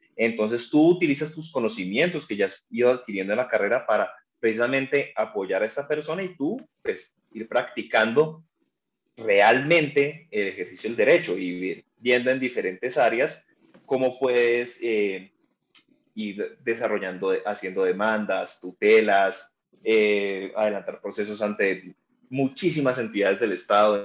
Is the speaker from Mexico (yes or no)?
no; Cali, Valle del Cauca, Colombia; soy de Cali